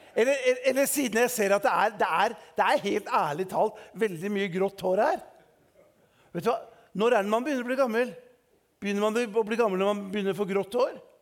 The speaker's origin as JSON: {"language": "Norwegian", "region": "Eastern Norway", "country": "Norway", "said": "som østlending"}